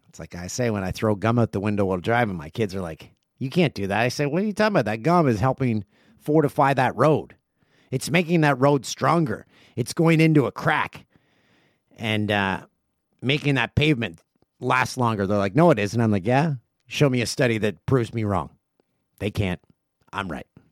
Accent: Peterborough, Ontario, Canada; My hometown, Peterborough

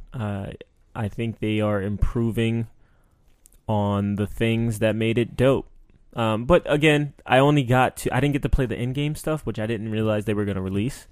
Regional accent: New York, United States; growing up in New York

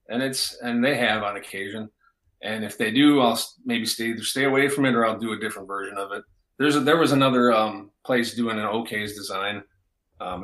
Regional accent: Wisconsin Rapids, Wisconsin, United States; I'm from Wisconsin Rapids

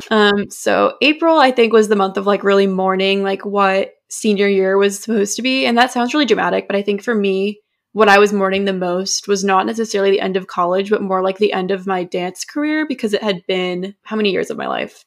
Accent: New Hampshire, United States; moved away; we're from New Hampshire, so we get the first primary

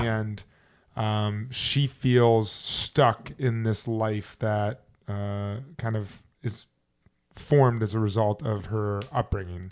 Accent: Chicago, Illinois, United States; I'm from Chicago

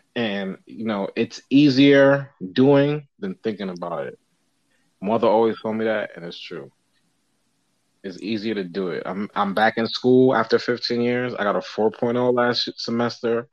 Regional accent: New York City, New York, United States; growing up in New York

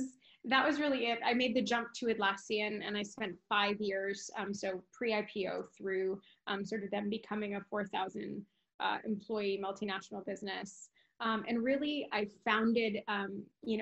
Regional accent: Midwest, United States; moved away; also born or lived in California; I'm Mexican American and I'm from the Midwest

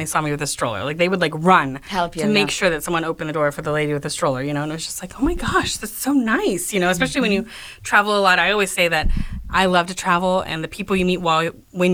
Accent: Texas, United States; as a Texan

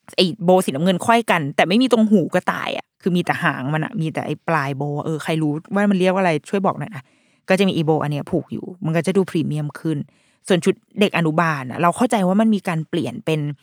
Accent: Thailand; ตัวเราแบบที่เราเป็นนักเรียนไทยมาก่อน เคยเป็นนักเรียนในประเทศไทยมาก่อน

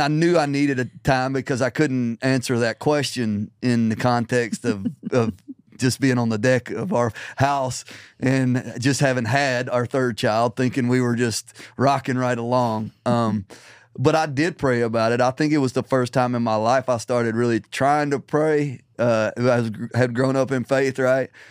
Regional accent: Middle Tennessee, United States; also born or lived in Nashville; I was born and raised in Middle Tennessee.

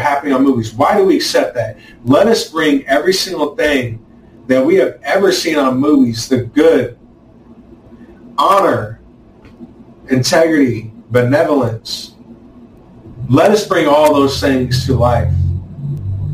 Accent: United States; us as American people

